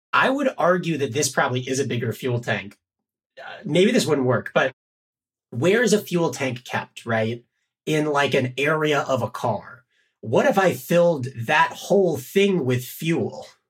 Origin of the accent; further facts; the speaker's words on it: Winston-Salem, North Carolina, United States; I grew up in Winston-Salem, North Carolina, where NASCAR is very popular